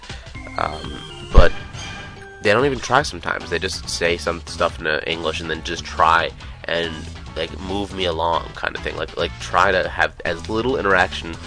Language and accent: English; United States; we're big American guys